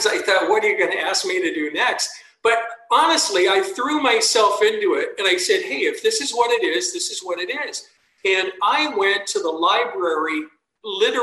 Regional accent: San Bernardino, California, United States; my hometown

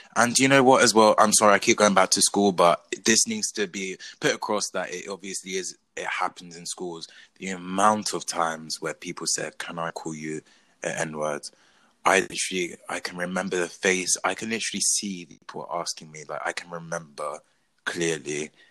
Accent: England, United Kingdom; my mum is Portuguese, my dad is Zambian, but I was born and raised in England

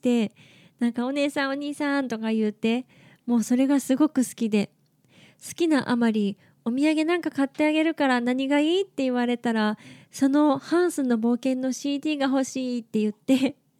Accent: Okayama, Japan; 私岡山県出身

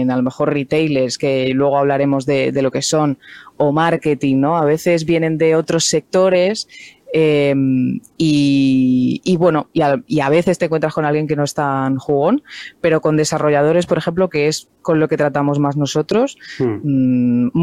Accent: Cádiz, Andalusia, Spain; born there; eh, lo digo algunas veces, que ya parece que no, eh, bueno, que no tengo nada de acento, pero yo nací en Cádiz, eh, se me ha ido todo ya

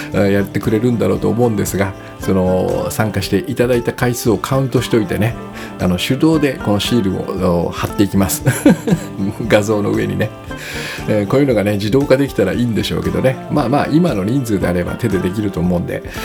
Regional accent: Kyushu, Japan; moved away; 私の生まれ高校、故郷の九州

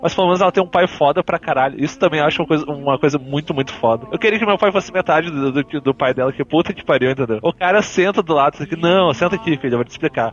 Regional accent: Porto Alegre, Rio Grande do Sul, Brazil; eu fui criado num bairro pequeno aqui em Porto Alegre

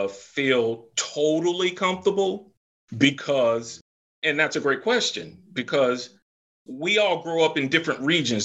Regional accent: the South, United States; So I grew up in the South. I came up North.

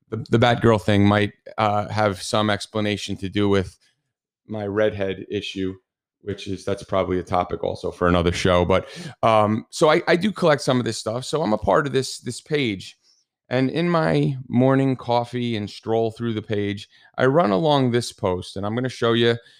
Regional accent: New Jersey, United States; accent: New Jersey; apparently I have a New Jersey accent

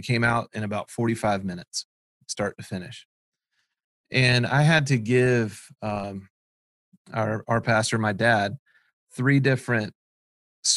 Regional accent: South Florida, United States; we're from South Florida.

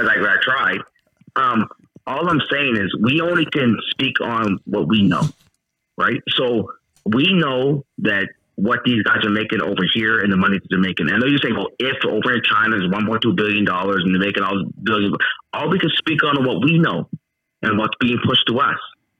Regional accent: England, United Kingdom; I'm English, whatever it is.

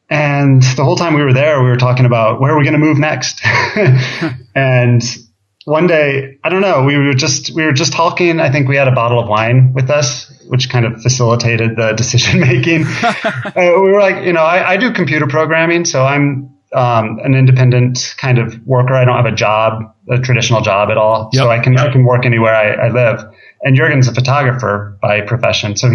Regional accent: Minnesota, United States; also born or lived in Michigan / Ohio; I was born in Minnesota, lived in Michigan, Ohio, back to Minnesota.

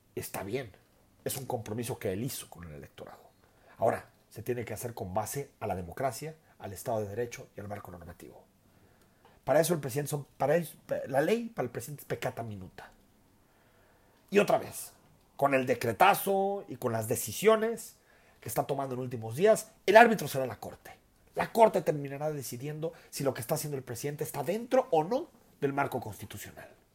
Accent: Mexico

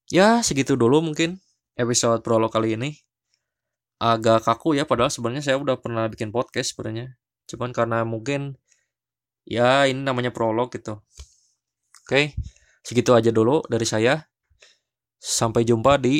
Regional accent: Bandung, West Java, Indonesia; karena saya orang Sunda kan ya, orang Bandung.

